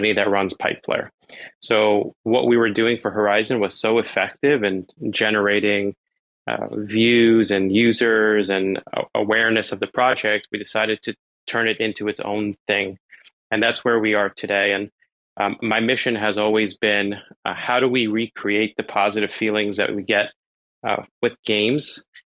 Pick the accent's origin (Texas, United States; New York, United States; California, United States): New York, United States; New York City; I'm from New York originally. I was born in Brooklyn.